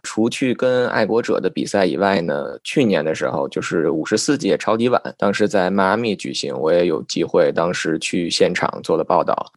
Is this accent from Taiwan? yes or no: no; China; 有幸成为了唯一的一个中国的记者去参加了那个新闻发布会